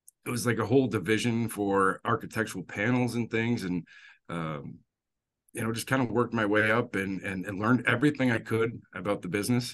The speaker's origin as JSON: {"language": "English", "town": "Worcester", "region": "Massachusetts", "country": "United States", "tie": "born or raised there", "said": "I was born and raised in Worcester, Massachusetts"}